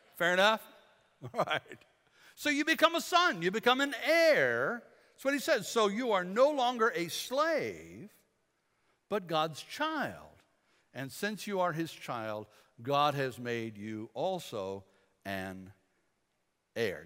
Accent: Bladenboro, North Carolina, United States; We're from Bladenboro, Bladen County

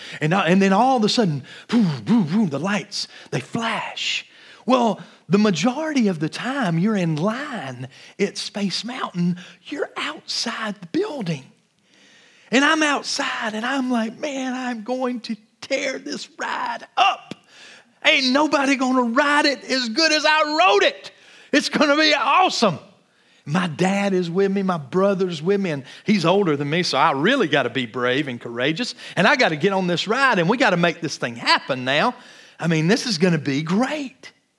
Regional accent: Georgia, United States; I grew up in Georgia near Atlanta and gone to Six Flags dozens of times.

